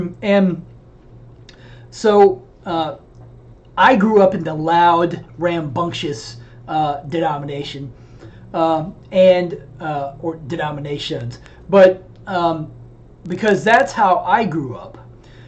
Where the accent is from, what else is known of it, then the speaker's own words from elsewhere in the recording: the South, United States; And growing up in the South, the Southern Baptist Convention is actually the largest evangelical denomination, or at least it had been.